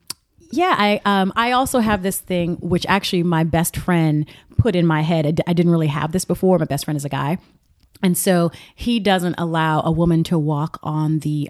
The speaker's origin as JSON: {"language": "English", "town": "Atlanta", "region": "Georgia", "country": "United States", "tie": "born or raised there", "moved": "as an adult", "lives_now": "Los Angeles, United States", "said": "I'm from the South. Uh-huh. And so, no, but I, you know, and not only, you know, I mean, I was raised in Atlanta, but my mother was raised in South Carolina"}